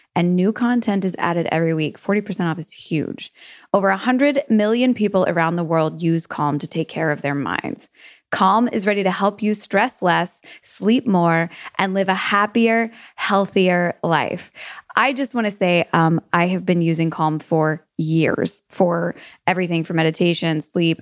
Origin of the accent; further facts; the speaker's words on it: Louisville, Kentucky, United States; There is a bakery in Louisville, in my hometown